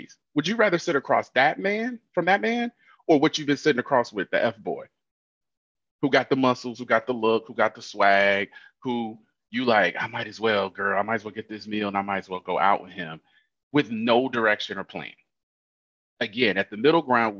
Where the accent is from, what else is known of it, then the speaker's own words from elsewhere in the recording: Illinois, United States; I'm from Illinois